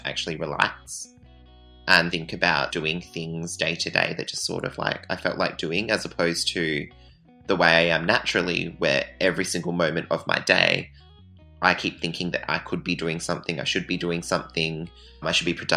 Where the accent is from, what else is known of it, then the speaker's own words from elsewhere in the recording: near Bunbury, Southwest Western Australia, Australia; I grew up in Southwest WA, in a town called Rowlands, which is like 15 minutes away from Bunbury